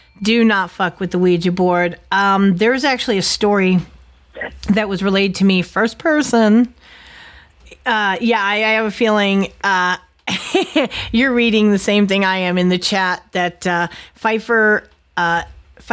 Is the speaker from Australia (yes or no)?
no; Connecticut, United States; moved away; being from Connecticut